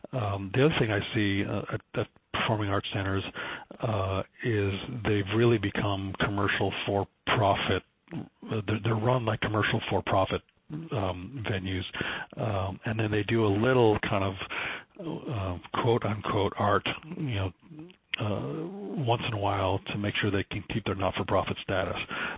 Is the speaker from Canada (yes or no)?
yes; Canada; speaking as a Canadian, but speaking as you know, American with an American hat on, this is our music